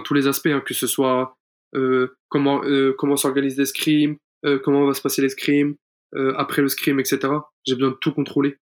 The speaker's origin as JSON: {"language": "French", "country": "France", "said": "on est français"}